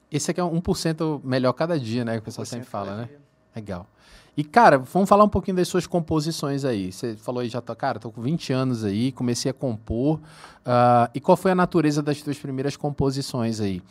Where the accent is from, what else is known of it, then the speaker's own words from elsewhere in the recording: Manaus, Amazonas, Brazil; also born or lived in São Paulo; now in Uberlândia, Brazil; Eu sou de Manaus, cara. Mas já morei em São Paulo também